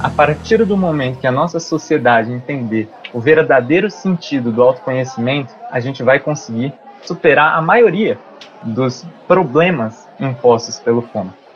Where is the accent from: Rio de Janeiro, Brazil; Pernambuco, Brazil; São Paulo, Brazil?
São Paulo, Brazil; Lins; eu sou de Lins, de São Paulo